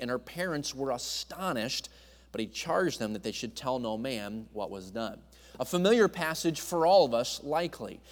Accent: New England, United States; I grew up in New England, so I was a Yankee

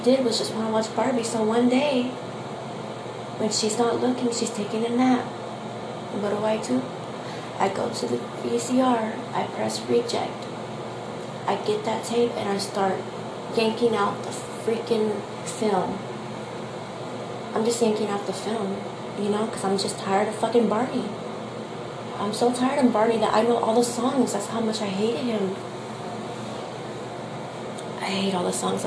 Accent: Texas, United States; I am from Texas

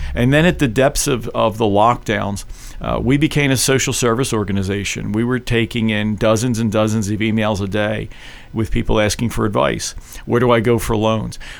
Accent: Philadelphia, Pennsylvania, United States; also born or lived in Paoli, Pennsylvania; I was born and raised in Philadelphia. I grew up in South Philly

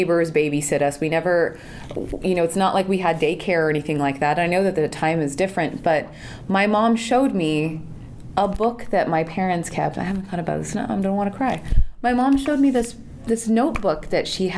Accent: San Jose, California, United States; I grew up in Silicon Valley, I grew up in San Jose

